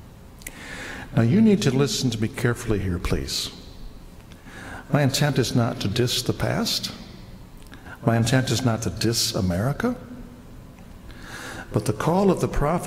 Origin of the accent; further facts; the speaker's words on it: United States; an American who loves being an American